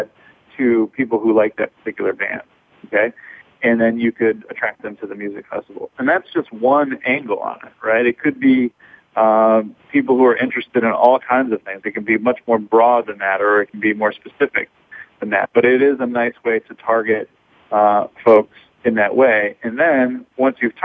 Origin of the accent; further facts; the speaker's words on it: Michigan, United States; now in Chicago, United States; I'm originally from Michigan, which is not too far from here